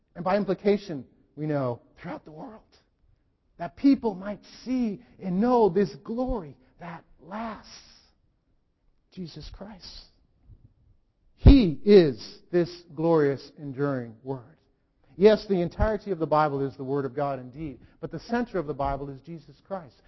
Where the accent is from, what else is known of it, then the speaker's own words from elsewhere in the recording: United States; as an American